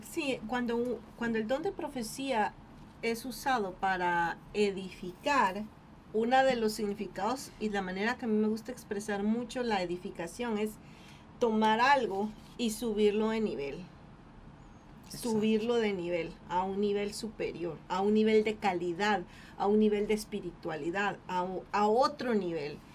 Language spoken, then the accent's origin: Spanish; Guatemala; moved away as an adult; Cuando yo salí de Guatemala, para, para mí fue muy difícil el haber tenido que dejar a mi familia